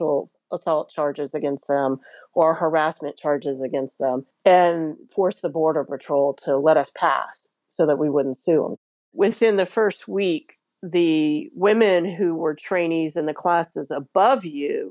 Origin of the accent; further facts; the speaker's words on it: Alabama, United States; I was raised in Alabama